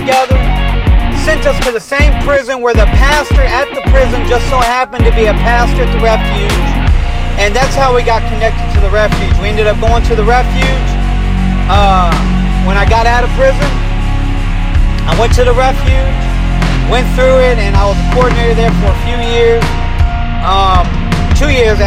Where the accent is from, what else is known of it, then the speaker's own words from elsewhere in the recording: Detroit, Michigan, United States; also born or lived in Springfield, Ohio; I was born in Springfield, Ohio. I was raised in Detroit, Michigan